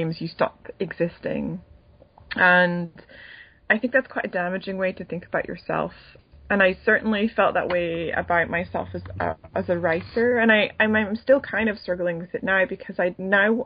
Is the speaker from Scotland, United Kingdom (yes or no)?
yes; Edinburgh, Scotland, United Kingdom; moved away; I wanted to go to Edinburgh, my hometown